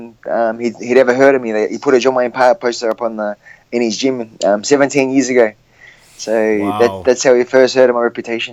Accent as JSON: {"language": "English", "town": "Gold Coast", "region": "Queensland", "country": "Australia", "tie": "born or raised there", "said": "the Gold Coast, my hometown"}